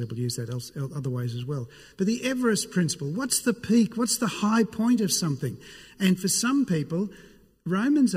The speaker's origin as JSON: {"language": "English", "town": "Sydney", "region": "New South Wales", "country": "Australia", "said": "I'm from Sydney."}